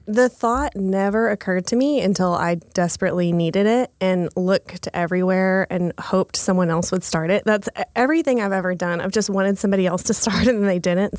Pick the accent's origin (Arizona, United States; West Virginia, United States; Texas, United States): Texas, United States; moved away as an adult; now in Oklahoma City, United States; I'm from Texas, um, a really small town in Texas.